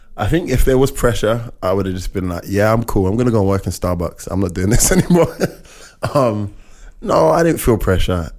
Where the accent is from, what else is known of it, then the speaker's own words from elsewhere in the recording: United Kingdom; I'm I'm a British Caribbean